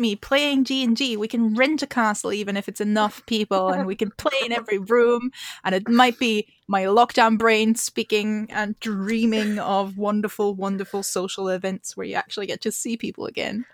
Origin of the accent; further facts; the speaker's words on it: Austria; now in Edinburgh, United Kingdom; I live in Edinburgh and in Scotland, uh, although I'm originally from Austria